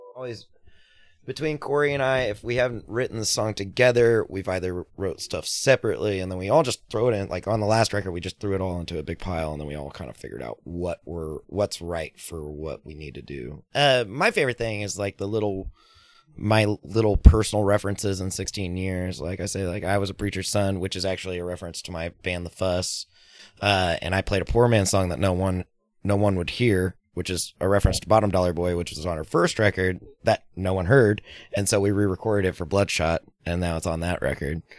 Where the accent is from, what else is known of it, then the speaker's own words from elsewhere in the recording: Fort Worth, Texas, United States; Fort Worth, which is my hometown